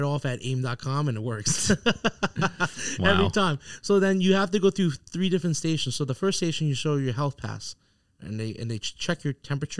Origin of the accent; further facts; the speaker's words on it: Long Island, New York, United States; But from where I'm from Long Island, I just feel like it's a little bit ass backwards.